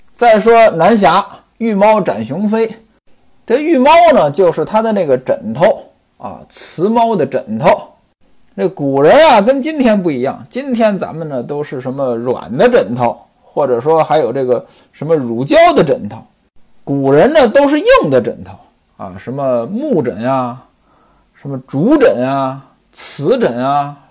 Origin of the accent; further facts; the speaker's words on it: northern China, China; now in southern China; 原来呢，我生活在北方，我老家没这个习惯，我老家端午节呢，这个感觉都很淡